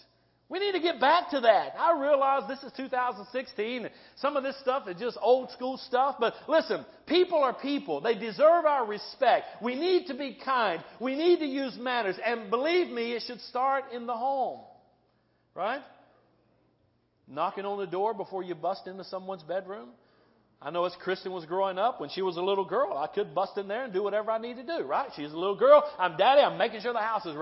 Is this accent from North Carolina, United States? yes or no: yes; North Carolina, United States; now in Midwest, United States; I'm from North Carolina. Okay? I'm from the South.